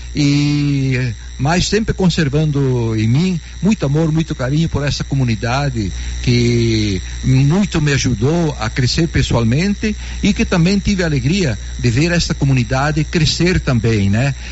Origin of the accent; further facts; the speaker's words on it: Anta Gorda, Rio Grande do Sul, Brazil; also born or lived in Vianópolis; now in Nova Bréscia, Brazil; junto aos familiares no Rio Grande do Sul, junto à minha terra natal, a cidade de Antagorda, interior do Rio Grande do Sul